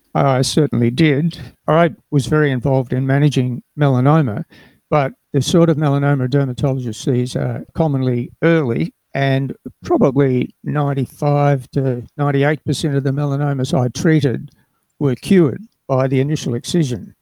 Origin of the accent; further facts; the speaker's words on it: Darwin, Northern Territory, Australia; I was born in Darwin and grew up in the Northern Territory